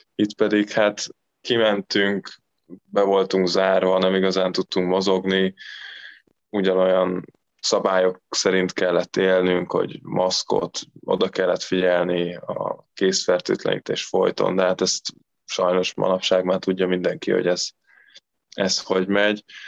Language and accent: Hungarian; Eger, Heves, Hungary; moved away as an adult; now in Recco, Italy; ugye Egerbe születtem